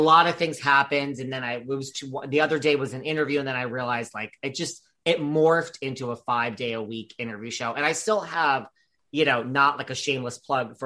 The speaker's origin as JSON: {"language": "English", "region": "New York", "country": "United States", "said": "I'm from New York."}